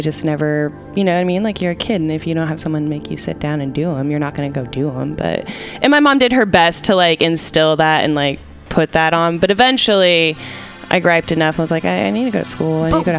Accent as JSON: {"language": "English", "town": "San Francisco", "region": "California", "country": "United States", "tie": "born or raised there", "said": "San Francisco."}